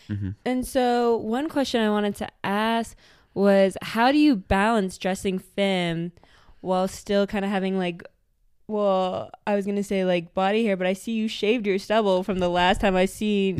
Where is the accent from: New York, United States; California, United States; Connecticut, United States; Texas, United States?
New York, United States; Syracuse; now in Austin, United States; I moved here to Austin to go to school at UT, because I came from New York. I came from Syracuse.